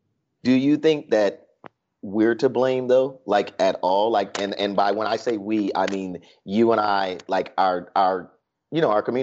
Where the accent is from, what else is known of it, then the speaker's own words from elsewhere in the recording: New York, United States; the New Yorker in me